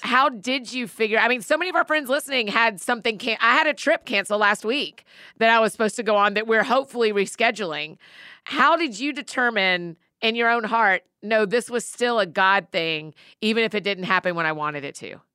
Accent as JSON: {"language": "English", "town": "Marietta", "region": "Georgia", "country": "United States", "tie": "born or raised there", "said": "Marietta, my hometown people"}